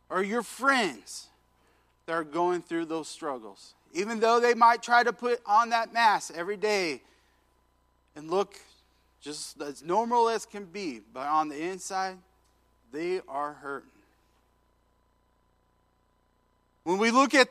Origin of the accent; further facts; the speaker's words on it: Washington, United States; moved away as an adult; I was from Washington State.